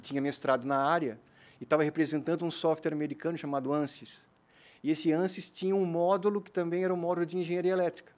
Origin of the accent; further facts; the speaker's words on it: Blumenau, Santa Catarina, Brazil; also born or lived in Gaspar / Florianópolis; eu nasci em Gaspar, né? Uhum. Fiz todos os meus estudos aqui em Blumenau. Né? Eu vim para cá fazer minha quinta série no Santo Antônio, fiquei até o terceirão aqui